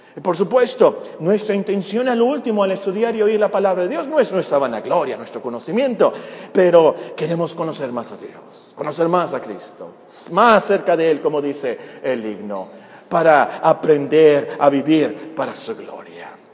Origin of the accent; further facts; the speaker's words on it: Mexico; Como mexicanos nosotros somos gentiles